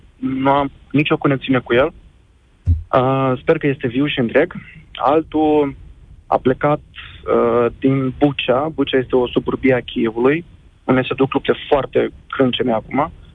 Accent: Moldova; also born or lived in Kyiv, Ukraine; now in Bucharest, Romania; Sunt originar din Republica Moldova

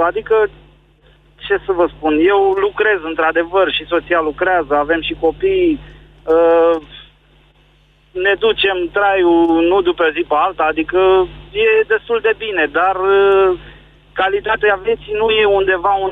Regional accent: Câmpina, Prahova, Romania; eu sunt din Câmpina, sau în, eh, într-un cartier mai periferic, către Valea Doftanei

